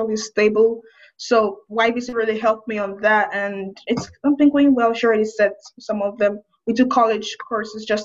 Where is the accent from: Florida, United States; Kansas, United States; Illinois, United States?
Kansas, United States; Wichita; I'm from Wichita, Kansas